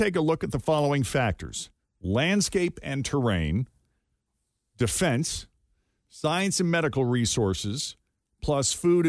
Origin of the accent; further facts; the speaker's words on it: Massachusetts, United States; Georgia was second, followed by my home state of Massachusetts.